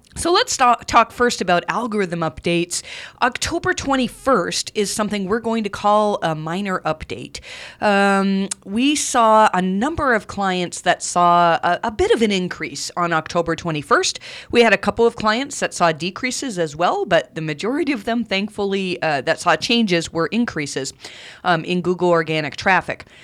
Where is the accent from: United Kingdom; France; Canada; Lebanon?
Canada; accent: Canadian; my Canadian accent